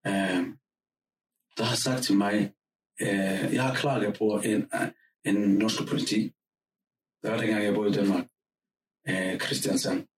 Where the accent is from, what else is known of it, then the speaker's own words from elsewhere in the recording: Somalia; Danish is a second language; also born or lived in Denmark / Oslo, Norway; now in Norway; så siger han, du, du er fra Somalia. Så siger jeg, ja.